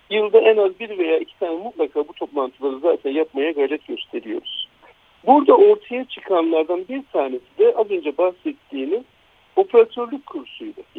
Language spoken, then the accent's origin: Turkish; Gaziantep, Turkey